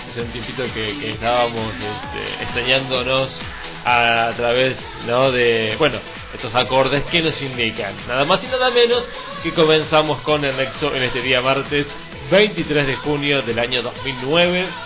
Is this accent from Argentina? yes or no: yes; Argentina; Así somos los argentinos.